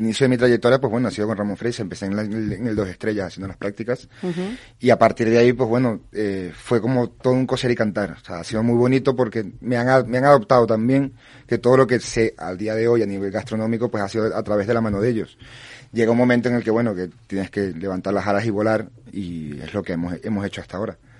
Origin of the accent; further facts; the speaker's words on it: Venezuela; now in Tarifa, Spain; En mi caso yo soy venezolano